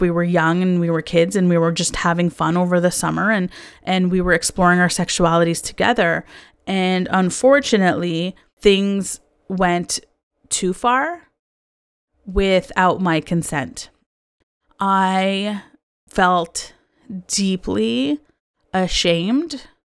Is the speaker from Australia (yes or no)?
no; Canada; I also was born and raised in Canada